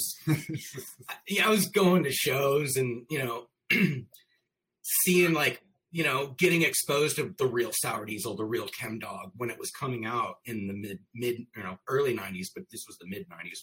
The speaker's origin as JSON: {"language": "English", "town": "St. Louis", "region": "Missouri", "country": "United States", "also_born_or_lived": "Chicago", "said": "I'm from St. Louis, Missouri."}